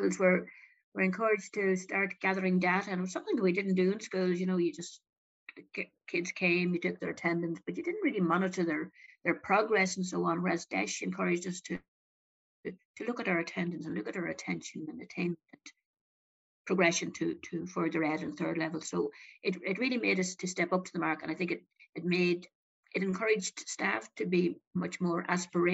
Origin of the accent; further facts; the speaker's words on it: Donegal, Ulster, Ireland; moved away as an adult; also born or lived in Galway / Dublin; I was born and reared in Donegal